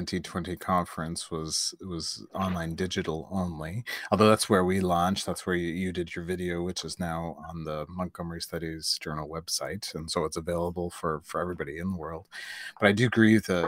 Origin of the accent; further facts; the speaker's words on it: North Shore, Prince Edward Island, Canada; We grew up on the North Shore